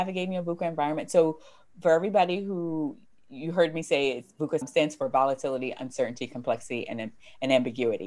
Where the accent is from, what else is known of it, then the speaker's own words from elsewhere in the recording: United States; I'm American